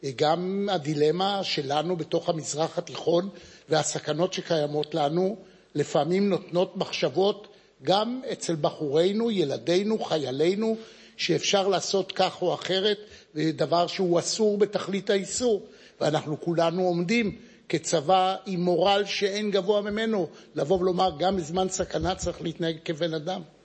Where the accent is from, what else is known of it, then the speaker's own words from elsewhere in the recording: Jerusalem, Jerusalem District, Israel; אני נולדתי בירושלים, למשפחה שהגיעה לירושלים ב-1809, מווילנה